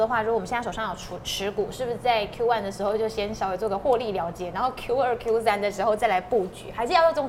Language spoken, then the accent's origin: Chinese; Taiwan; 我们台湾人非常爱买台积电。